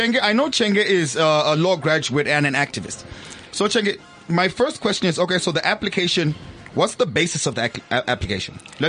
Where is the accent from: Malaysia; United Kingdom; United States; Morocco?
Morocco; My home country, Morocco.